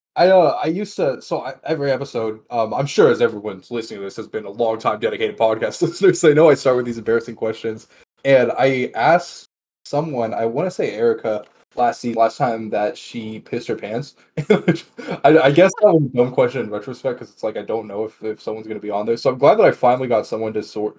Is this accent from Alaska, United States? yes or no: no; Texas, United States; now in Las Vegas, United States; I'm from Texas originally and now live in Las Vegas.